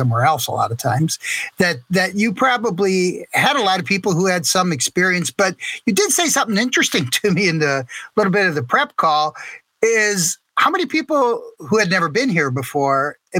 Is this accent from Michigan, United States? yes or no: yes; Detroit, Michigan, United States; I'm from Detroit